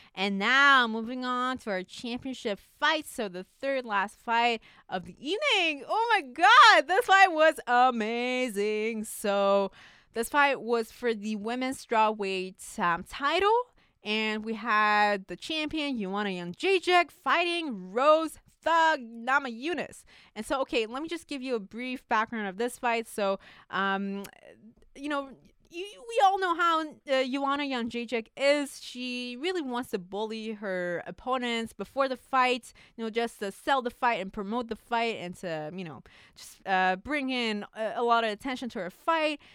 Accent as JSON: {"language": "English", "country": "Canada", "said": "as a Canadian"}